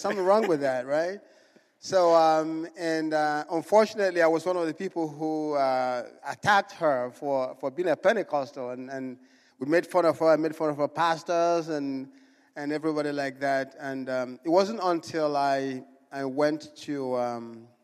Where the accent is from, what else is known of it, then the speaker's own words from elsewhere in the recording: Enugu, Enugu State, Nigeria; moved away; I was born in Nigeria. I was born in a city called Enugu